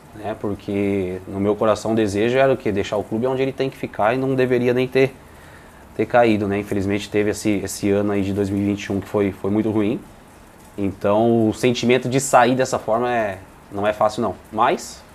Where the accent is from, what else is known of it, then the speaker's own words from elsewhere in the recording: Piracicaba, São Paulo, Brazil; also born or lived in Bahia; now in Porto Alegre, Brazil; Eu sou baiano, mas só no documento, né? Ah, é? Fui criado em Piracicaba, interior de São tá, Paulo